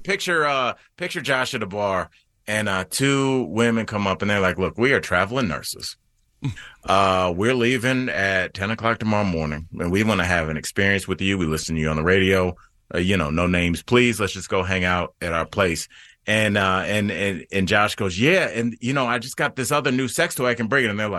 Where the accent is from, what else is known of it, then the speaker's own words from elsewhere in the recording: Ohio, United States; accent: Ohio; my Ohio accent